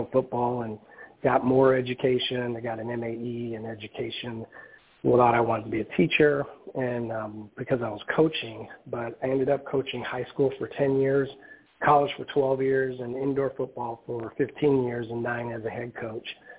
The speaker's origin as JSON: {"language": "English", "town": "Omaha", "region": "Nebraska", "country": "United States", "tie": "born or raised there", "also_born_or_lived": "South Dakota", "moved": "as an adult", "said": "I'm originally from Omaha, Nebraska"}